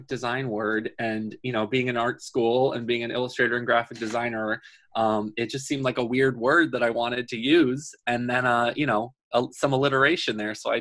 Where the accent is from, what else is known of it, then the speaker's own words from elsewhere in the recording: Dutchess County, New York, United States; now in New York City, United States; I grew up in Dutchess County